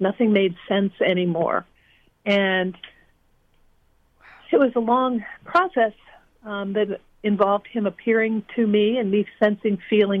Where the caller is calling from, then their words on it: Cooperstown, New York, United States; I am calling in from Cooperstown, New York.